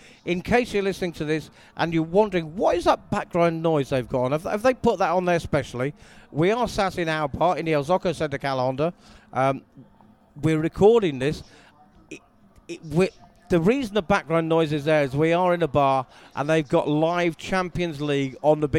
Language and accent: English; England, United Kingdom; As an English person and an England football fan